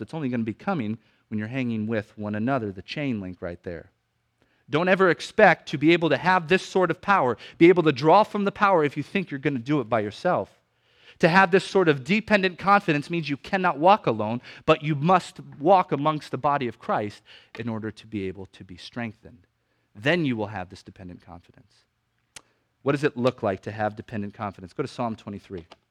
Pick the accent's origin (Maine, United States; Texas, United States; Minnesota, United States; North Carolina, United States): Maine, United States; when I was growing up in Maine